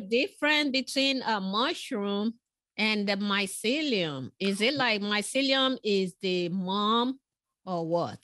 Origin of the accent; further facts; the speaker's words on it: Nigeria; moved away; I was born in West Africa, in Nigeria